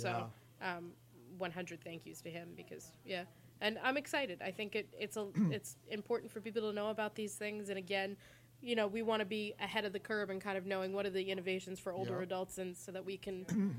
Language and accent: English; Sherborn, Massachusetts, United States; In Sherbourne.